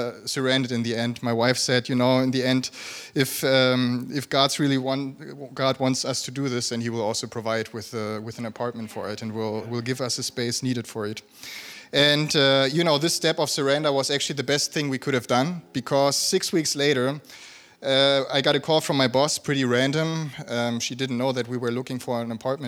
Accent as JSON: {"language": "English", "area": "a small village around Wolfsburg", "region": "Lower Saxony", "country": "Germany", "also_born_or_lived": "South Africa", "moved": "as an adult", "lives_now": "Berlin, Germany", "said": "I'm from Germany originally, from a small village around Wolfsburg."}